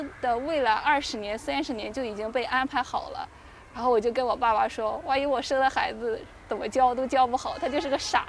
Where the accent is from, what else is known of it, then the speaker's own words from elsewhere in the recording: Shandong, China; moved away as an adult; now in Beijing, China; 因为我家乡是山东嘛